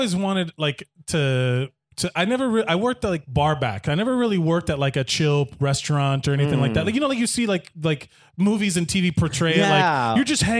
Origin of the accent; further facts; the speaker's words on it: Miami, Florida, United States; now in New York, United States; I grew up in Miami. I was born and raised in Miami.